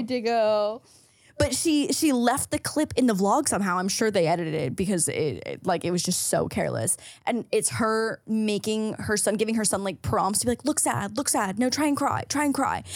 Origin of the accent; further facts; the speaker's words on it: St. Catharines, Ontario, Canada; moved away; if I had stayed in Saint Catharines, my hometown